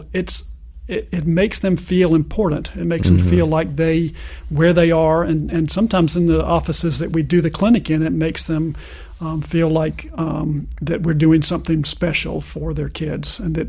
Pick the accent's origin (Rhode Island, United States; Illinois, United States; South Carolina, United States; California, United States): South Carolina, United States; Orangeburg; And I'm from Orangeburg. I grew up there. So I speak Orangeburg.